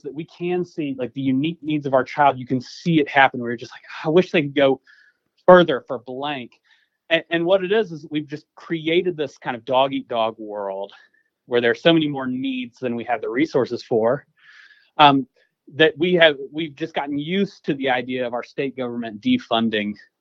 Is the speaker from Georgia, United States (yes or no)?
yes; Clayton County, Georgia, United States; I grew up in Clayton County